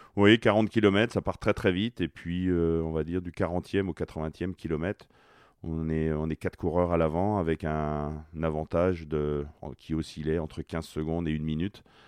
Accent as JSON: {"language": "French", "country": "France", "said": "Lorsqu'on est français"}